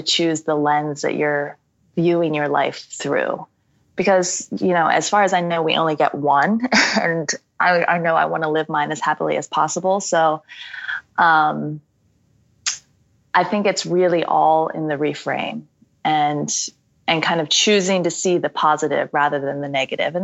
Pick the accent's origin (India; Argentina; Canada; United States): United States; I, as an American